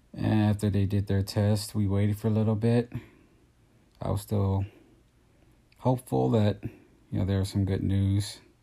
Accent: Texas, United States; moved away as an adult; now in California, United States; I'm from Texas.

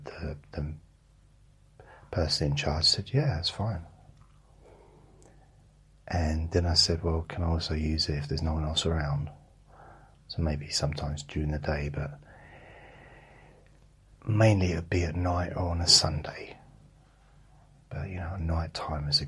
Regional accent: London, United Kingdom; I'm a Londoner

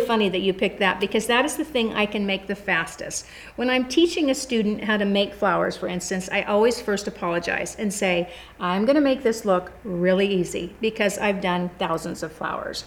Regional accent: California, United States; moved away as an adult; I'm from California

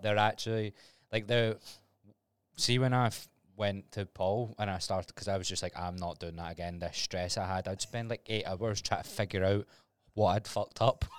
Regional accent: Glasgow, Scotland, United Kingdom; I was Glasgow

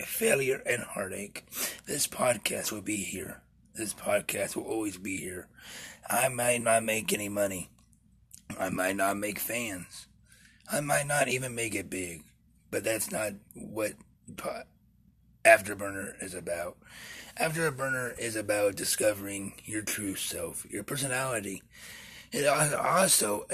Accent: Topeka, Kansas, United States; In our hometown of Topeka

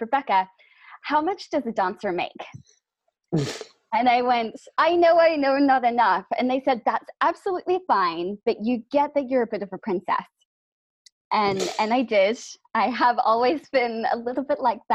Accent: New Zealand; So I'm from New Zealand

